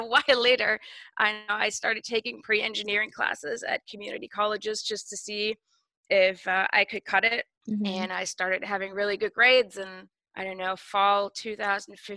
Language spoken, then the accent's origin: English; Germany; moved away as an adult; also born or lived in Chicago; now in Seattle, United States; I was born in Chicago, but I was mostly raised in Germany. So I am actually German.